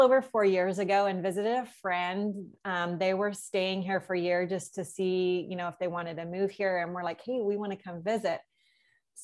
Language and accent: English; North Idaho, United States; moved away as an adult; also born or lived in South Florida, United States; now in Costa Rica; half my time was in North Idaho. The other half was in Florida. I was born in Florida, South Florida